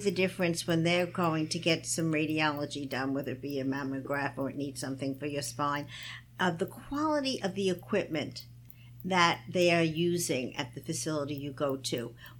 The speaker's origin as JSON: {"language": "English", "town": "New York City", "region": "New York", "country": "United States", "tie": "born or raised there", "said": "good old Brooklyn. That's my hometown."}